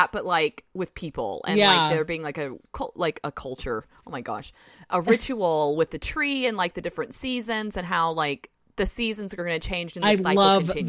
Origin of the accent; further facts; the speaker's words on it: near Alabama, Southern US, United States; accent: southern; Did you hear my southern accent? This is how early it is. I can't control my southern accent.